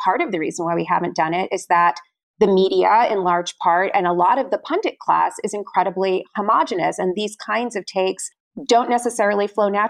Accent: Florida, United States; also born or lived in New York; now in California, United States; I grew up in Florida

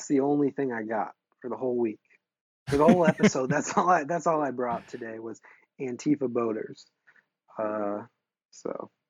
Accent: New York City, New York, United States; I'm lifelong New Yorker over here.

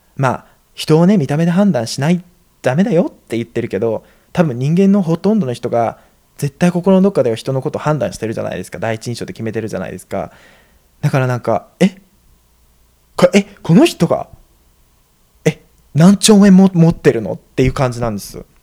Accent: Japan; moved away as an adult; now in United States; 日本で生まれ育った

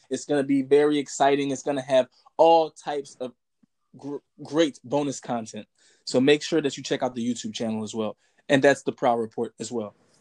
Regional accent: United States; I'm from America

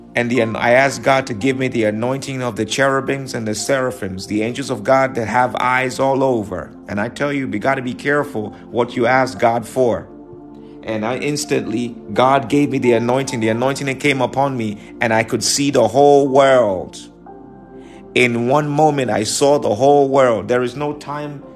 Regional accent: New York, United States; I'm from New York

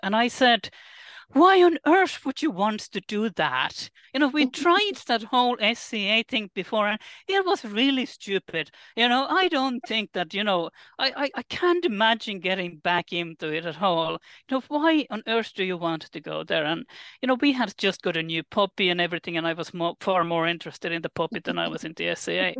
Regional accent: Finland; moved away as an adult; I am originally from Finland

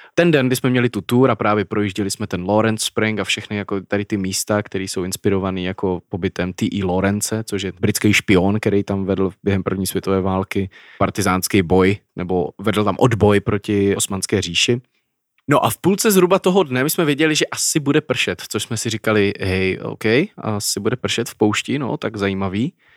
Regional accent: Czechia; Czech Republic.

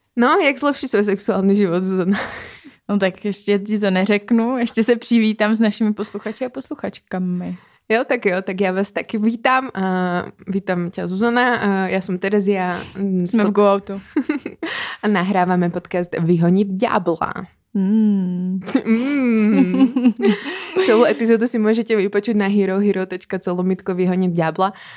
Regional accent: Czechia

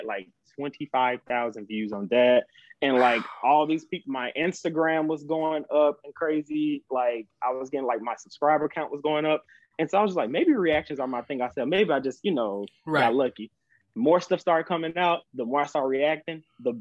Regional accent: Mississippi, United States; moved away as an adult; now in Atlanta, United States; I'm actually from Mississippi, actually

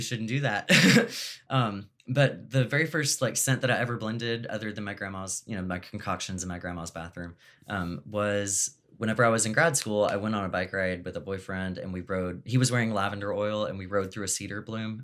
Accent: Texas, United States; I'm from Texas

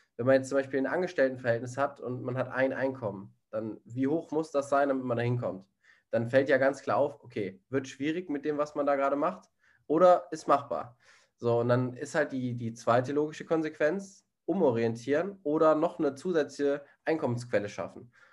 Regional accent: Germany; Ich als einziger Deutscher

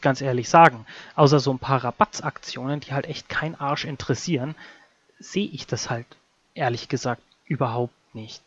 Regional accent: Bavaria, Germany; Mir in Bayern

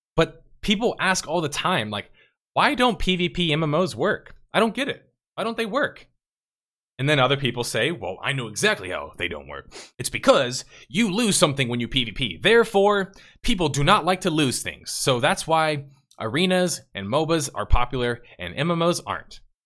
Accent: United States; As an American

